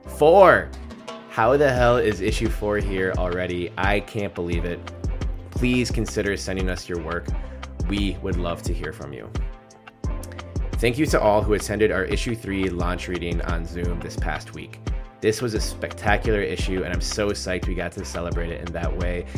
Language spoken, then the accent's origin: English; Minneapolis, Minnesota, United States; I grew up in Minneapolis